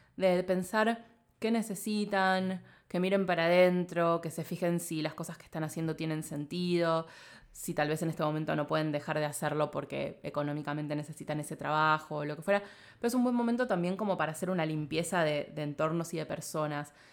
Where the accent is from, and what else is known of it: Argentina